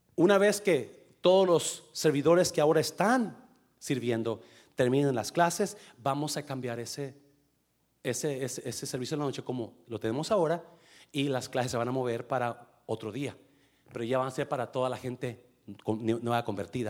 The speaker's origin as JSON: {"language": "Spanish", "region": "coast of Nayarit", "country": "Mexico", "tie": "born or raised there", "also_born_or_lived": "Guanajuato", "said": "Yo crecí en la costa de Nayarit. Nací en Guanajuato, pero crecí en Nayarit."}